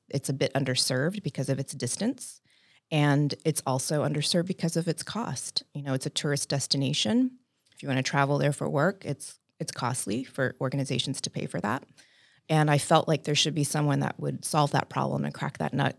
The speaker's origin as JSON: {"language": "English", "town": "San Antonio", "region": "Texas", "country": "United States", "tie": "born or raised there", "also_born_or_lived": "Dallas, Texas", "moved": "as an adult", "lives_now": "Honolulu, United States", "said": "I grew up in South Texas in San Antonio"}